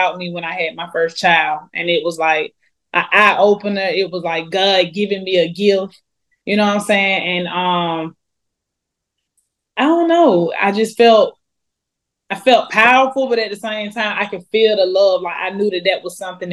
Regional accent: Atlanta, Georgia, United States; I grew up in Atlanta, Georgia

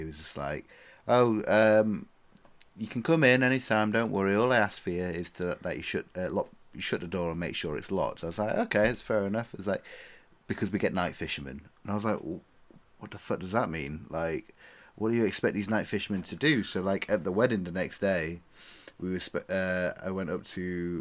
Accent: England, United Kingdom; accent: northern; my accent, my glorious northern swagger

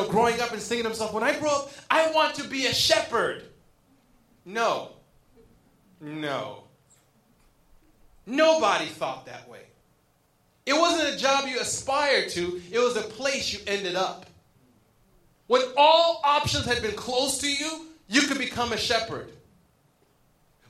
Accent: Berrien Springs, Michigan, United States; now in Riverside, United States; I grew up in Berrien Springs, Michigan

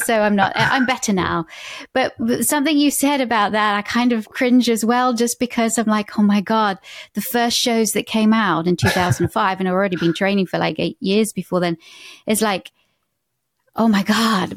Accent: United Kingdom; now in United States

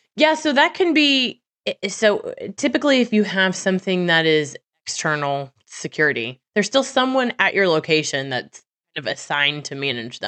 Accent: Missouri, United States; I'm from Missouri

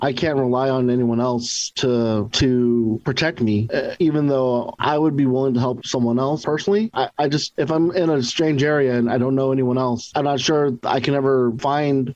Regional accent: Huntington Beach, California, United States; moved away as an adult; also born or lived in Los Angeles, California / Maryland / Virginia; now in Washington, D.C. area, United States; I grew up in Huntington Beach, or in Orange County

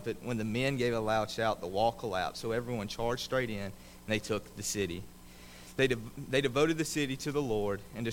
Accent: Mississippi, United States; growing up in Mississippi, close to where my grandmother lived

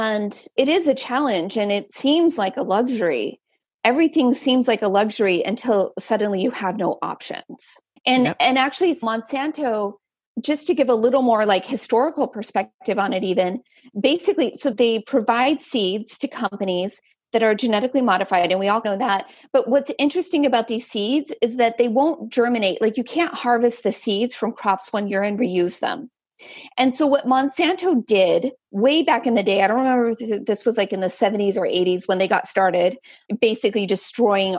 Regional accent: Central Valley, California, United States; I grew up in the Central Valley

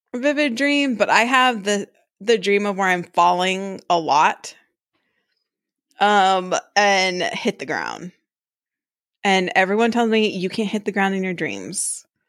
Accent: Tokyo, Japan; Growing up in Tokyo, where we used to go to the parks a lot

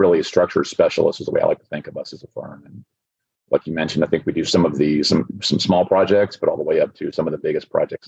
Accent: Florida, United States; So I'm a native Floridian. I was born and raised in Florida. I moved around the state a little bit, went to the University of Florida, graduated in 1998.

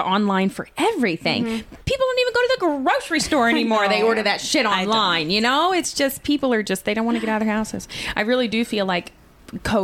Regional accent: Bonne Terre, Missouri, United States; When I was growing up in Bon Terre

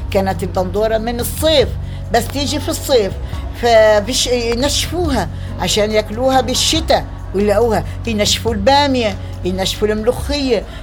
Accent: Jaffa, Tel Aviv District, Israel; born there; أنا عمري 80 سنة 80 سنة أنا من مواليد البلاد من مواليد يافا فكان عندنا بيت المونة

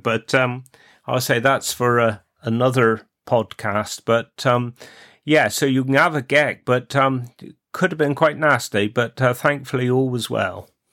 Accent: Cornwall, South West England, United Kingdom; accent: Cornish; my Cornish accent

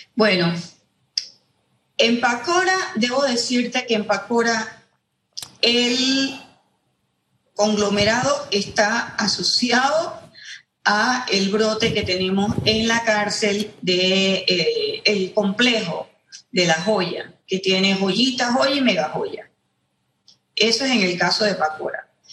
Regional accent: Panama; nosotros no somos Europa, nosotros no somos Alemania, ni somos Corea, ni somos Japón, somos Panamá

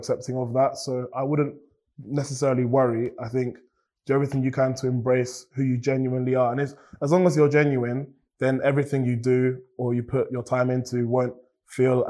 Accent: Cambridge, East of England, United Kingdom; I've grown up in Cambridge

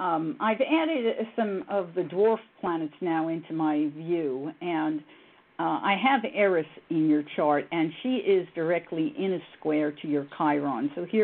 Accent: New York, United States; moved away; I was raised in New York.

